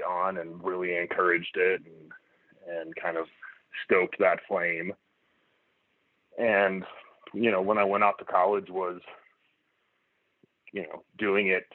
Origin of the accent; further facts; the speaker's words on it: Oklahoma, United States; I'm from Oklahoma originally